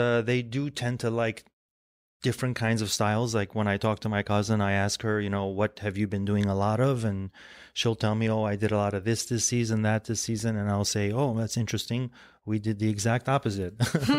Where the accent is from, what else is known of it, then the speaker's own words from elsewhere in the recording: Lebanon; born there; My family is, we're Armenian, we're of Armenian descent, and I was born in Lebanon, and there still is a factory in Lebanon.